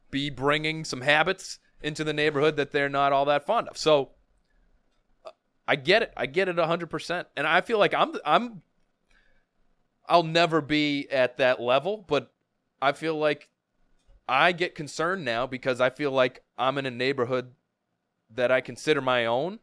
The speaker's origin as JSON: {"language": "English", "town": "Milton", "region": "Massachusetts", "country": "United States", "tie": "born or raised there", "said": "I grew up in Milton. I s, still live close by."}